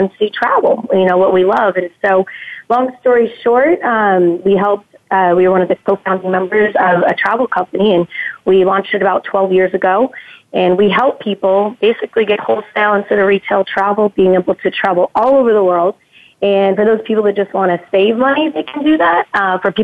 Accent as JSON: {"language": "English", "town": "San Diego", "region": "California", "country": "United States", "tie": "born or raised there", "also_born_or_lived": "Costa Rica / Los Angeles", "moved": "yes", "said": "We are from San Diego originally. Grew up there"}